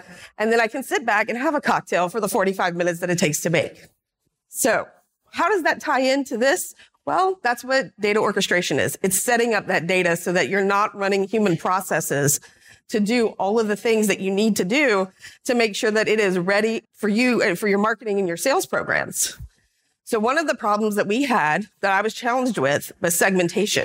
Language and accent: English; Louisiana, United States; I grew up in Louisiana.